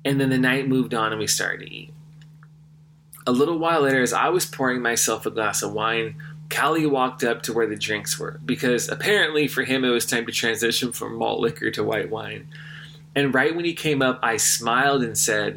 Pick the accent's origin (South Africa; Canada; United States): United States; California; growing up in California